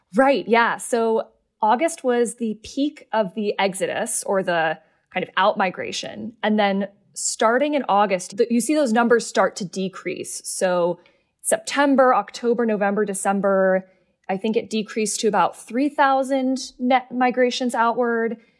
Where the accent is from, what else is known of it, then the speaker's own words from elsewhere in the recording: Seattle, Washington, United States; I'm from Seattle.